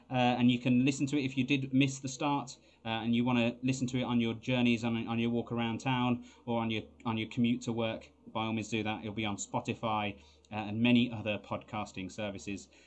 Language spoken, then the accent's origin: English; Scotland, United Kingdom; you know we are Scottish.